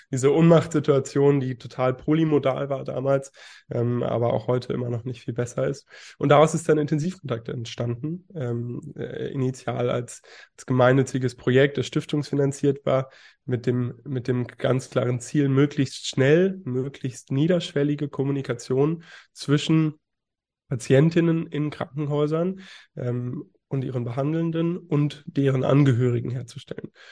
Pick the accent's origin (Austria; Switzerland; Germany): Germany; Berlin; born there; also born or lived in Bonn; now in Hamburg, Germany; Ich bin 21 Jahre jung, gebürtiger Berliner. Ähm, bin dann irgendwann nach Bonn gezogen und habe da dann meine Schullaufbahn beendet und wohne jetzt mittlerweile im schönen Hamburg